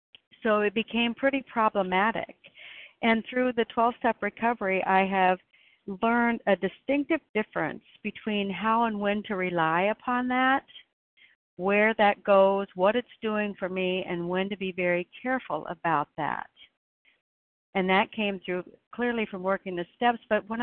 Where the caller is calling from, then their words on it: Oregon, United States; I'm calling in from Oregon.